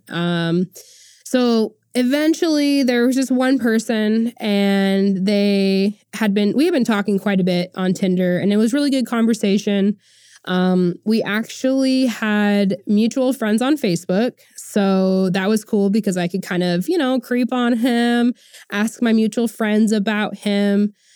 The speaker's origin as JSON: {"language": "English", "region": "Oklahoma", "country": "United States", "tie": "born or raised there", "said": "I'm born and raised in Oklahoma"}